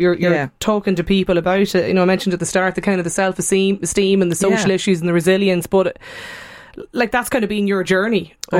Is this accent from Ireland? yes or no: yes; Ireland; We were talking about how friendly, just how friendly we are Irish people on the show last week, you know.